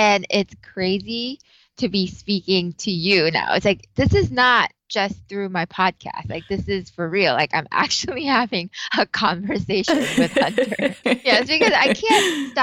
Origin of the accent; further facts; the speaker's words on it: Malaysia; moved away as an adult; also born or lived in Iowa, United States; now in Chicago, United States; I'm from Malaysia.